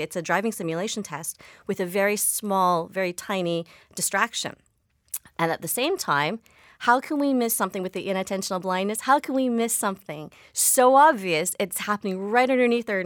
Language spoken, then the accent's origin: English; Victoria, British Columbia, Canada; I grew up in Victoria, BC